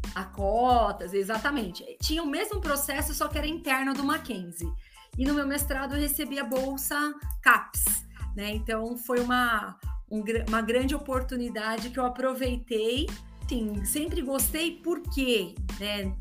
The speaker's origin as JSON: {"language": "Portuguese", "town": "Guarulhos", "region": "São Paulo", "country": "Brazil", "tie": "born or raised there", "also_born_or_lived": "Monte Aprazível", "said": "eu nasci em Guarulhos, vim para Monte Aprazível, e depois voltei, vim com 12, depois voltei com 17 para estudar"}